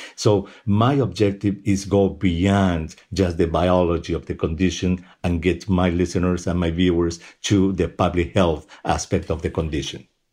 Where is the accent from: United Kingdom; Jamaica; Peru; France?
Peru; moved away; Peru, at least, which is my home country.